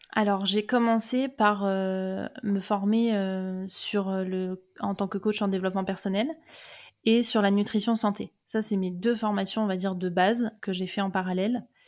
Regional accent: Seine-et-Marne, Île-de-France, France; moved away as an adult; je suis née en Seine-et-Marne. J'ai fait 18 ans de ma vie là-bas.

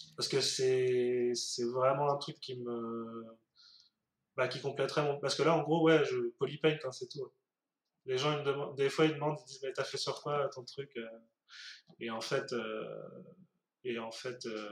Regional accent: France; nous en tant que français

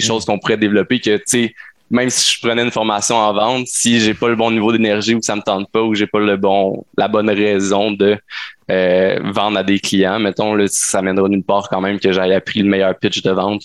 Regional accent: Sherbrooke, Quebec, Canada; je suis un entrepreneur de Sherbrooke

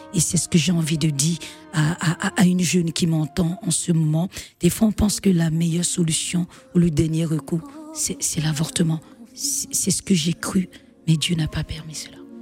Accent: Benin; also born or lived in Martinique / Guadeloupe; je rentre chez moi au Bénin

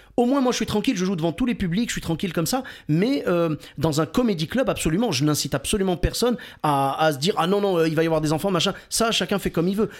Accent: Clermont-Ferrand, Auvergne-Rhône-Alpes, France; moved away; also born or lived in Bordeaux; je viens de Clermont-Ferrand. Pour ceux qui connaissent pas, c'est le pays des pneus et du fromage

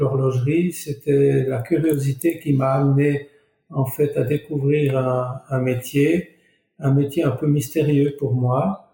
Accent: Couvet, Neuchâtel, Switzerland; je suis natif du Val de Travers, donc très près de Fleurier, à, dans le village de Couvet

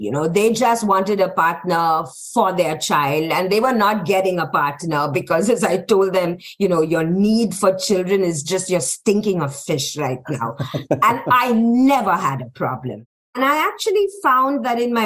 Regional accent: Mumbai, Maharashtra, India; moved away; also born or lived in United States / France; I am an American and a French citizen, but I was also born and I grew up in India.

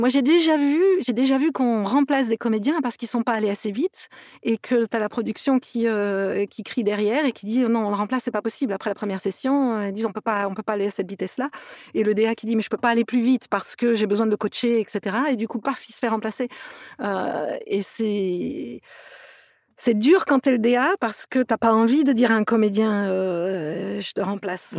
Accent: near Toulouse, Occitania, France; also born or lived in Metz / Montpellier / England; now in Los Angeles, United States; je suis née à Metz, mais j'ai passé mon enfance près de Toulouse. Donc, euh, donc je me sens toulousaine

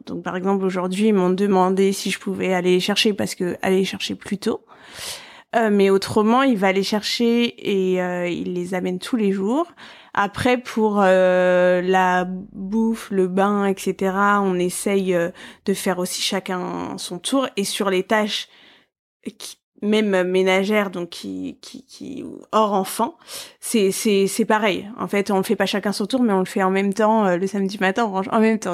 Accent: Paris, Île-de-France, France; je suis parisienne

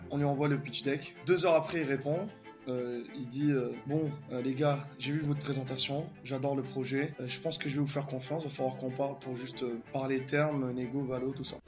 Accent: Algeria; also born or lived in France / London / Dubai; now in Paris, France; je suis né en Algérie. J'ai étudié en France.

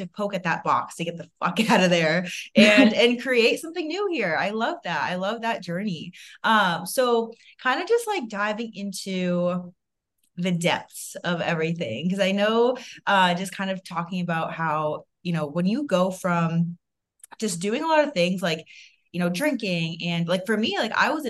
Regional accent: Massachusetts, United States; moved away as an adult; also born or lived in Boston; now in Arizona, United States; I lived in Boston, so I came from Boston, and I knew I wanted to get out of there. I wanted to get out of Massachusetts. Like I have had grown up there

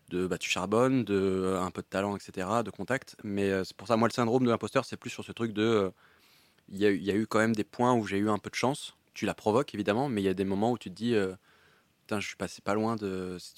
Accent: Paris, Île-de-France, France; je suis né à Paris, donc j'ai pu vivre chez ma mère pendant assez longtemps

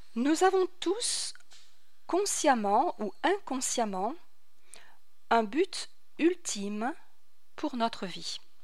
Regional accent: France; moved away as an adult; also born or lived in Paris; now in Nashville, United States; je suis née à Paris, j'ai grandi en France

